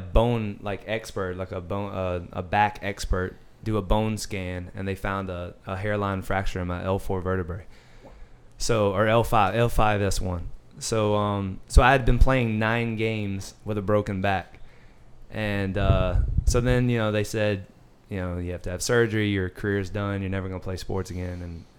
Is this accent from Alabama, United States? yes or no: yes; Birmingham, Alabama, United States; Birmingham, Alabama. So